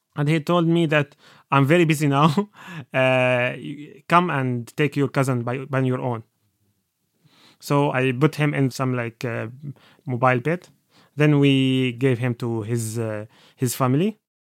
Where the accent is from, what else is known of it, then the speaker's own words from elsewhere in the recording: Aleppo, Aleppo Governorate, Syria; English is a second language; moved away as an adult; now in Dublin, Ireland; I am from Aleppo, Syria